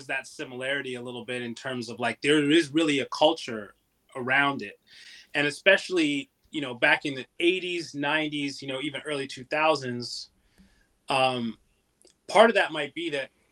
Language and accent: English; London, Ontario, Canada; I grew up in London, Ontario